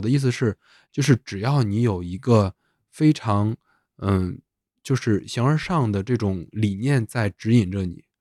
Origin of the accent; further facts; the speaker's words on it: China; 作为一个中国人